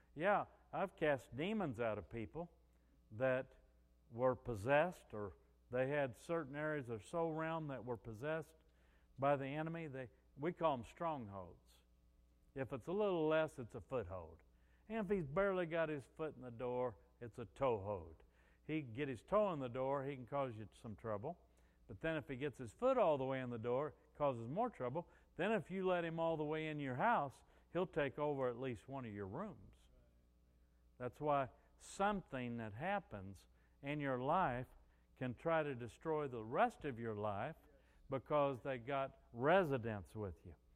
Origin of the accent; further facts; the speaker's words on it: Missouri, United States; moved away as an adult; also born or lived in New Orleans; I was from Missouri.